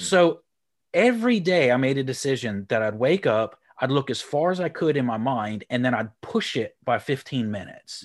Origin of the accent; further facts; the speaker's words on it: Houston, Texas, United States; moved away as an adult; also born or lived in Republic of Ireland; now in Leeds, United Kingdom; I'm from Houston, Texas, and, um, moved to the Republic of Ireland about fifteen years ago, and then nine years ago, uh, nineteen years ago, moved up to the north of England up here near Leeds